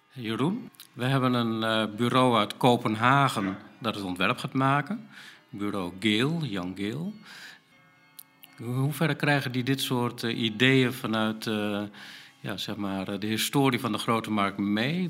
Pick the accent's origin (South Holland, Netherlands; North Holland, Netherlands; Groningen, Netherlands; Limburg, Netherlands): Groningen, Netherlands; als Groningers